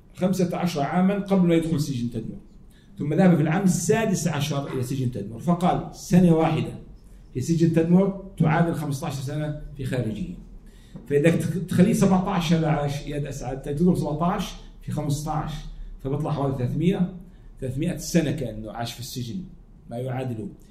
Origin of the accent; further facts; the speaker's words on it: Jordan; احنا عندنا في الاردن